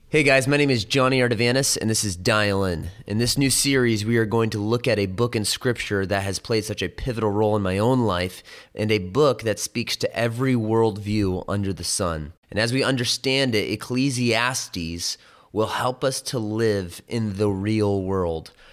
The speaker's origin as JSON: {"language": "English", "town": "Chicago", "region": "Illinois", "country": "United States", "tie": "born or raised there", "said": "When I was growing up in Chicago"}